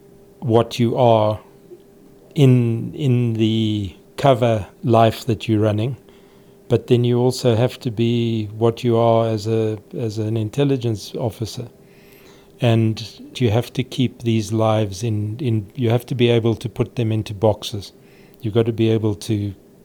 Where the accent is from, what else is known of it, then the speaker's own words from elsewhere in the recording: Johannesburg, Gauteng, South Africa; I grew up here in Bryanston, which is a higher socioeconomic area and always has been.